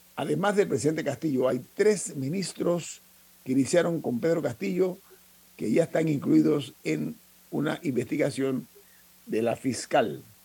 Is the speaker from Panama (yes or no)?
yes; Panama; nosotros como panameños